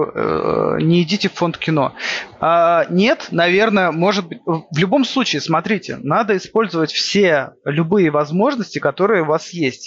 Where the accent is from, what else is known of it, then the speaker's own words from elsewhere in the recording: by the White Sea, Murmansk Oblast, Russia; Я не из Питера. Я прикидываюсь интеллигентом питерским. Я с севера. Откуда? Я с, э, с Мурманской области. С, э, у Белого моря живу. Помор. Родился